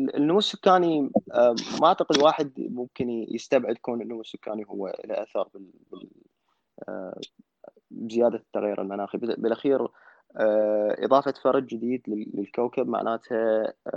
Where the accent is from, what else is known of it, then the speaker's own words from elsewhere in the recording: Iraq; now in Cork, Ireland; عندنا بالعراق